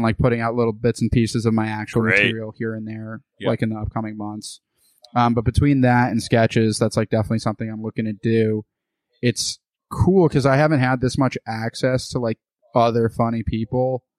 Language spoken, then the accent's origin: English; United States; born there; I was born in the United States.